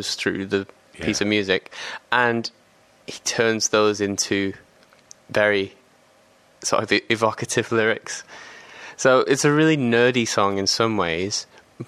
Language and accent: English; England, United Kingdom; being an English person